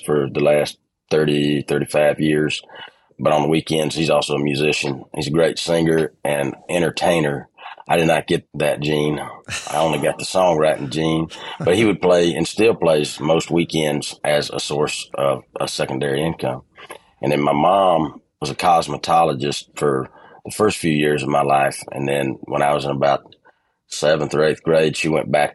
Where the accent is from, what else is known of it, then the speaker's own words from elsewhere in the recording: Ellaville, Georgia, United States; moved away as an adult; also born or lived in Americus, Georgia / Richland, Georgia / Los Angeles / Nashville; I always say that I was born in Americus, Georgia. I grew up in Ellaville, and I was raised in Richland